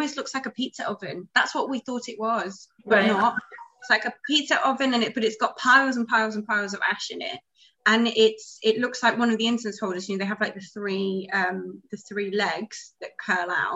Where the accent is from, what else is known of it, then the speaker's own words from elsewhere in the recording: United Kingdom; moved away as an adult; now in Ho Chi Minh City, Vietnam; as a Brit